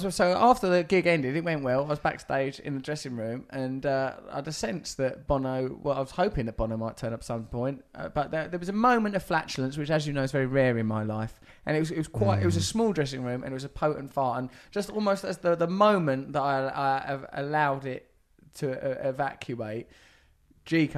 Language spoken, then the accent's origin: English; Maidstone, South East England, United Kingdom; when I was just a little girl growing up in Maidstone